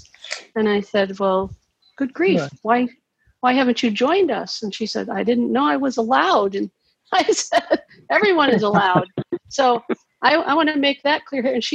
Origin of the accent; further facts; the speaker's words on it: Cincinnati, Ohio, United States; also born or lived in Florida; I'm from Cincinnati, but I've been living in Florida half the time for the last couple